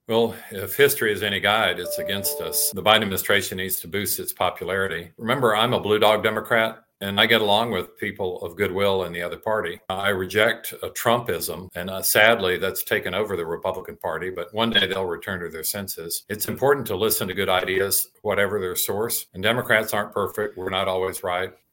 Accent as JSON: {"language": "English", "area": "Shelbyville", "region": "Tennessee", "country": "United States", "tie": "born or raised there", "said": "I was raised in Shoveville, Tennessee"}